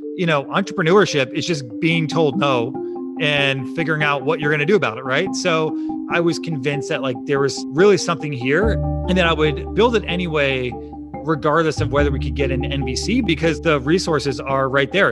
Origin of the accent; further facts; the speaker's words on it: Chicago, Illinois, United States; also born or lived in Champaign, Illinois / Austin, Texas; I grew up in the suburbs of Chicago in a big Italian family